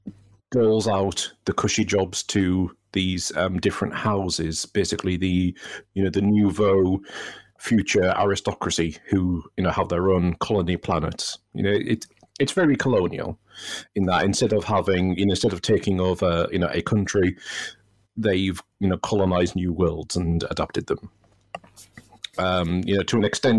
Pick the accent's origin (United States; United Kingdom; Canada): United Kingdom; as a Brit